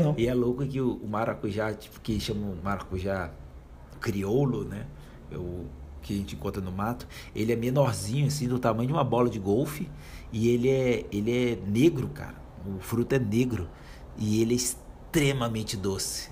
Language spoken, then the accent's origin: Portuguese; Brazil; nós somos brasileiras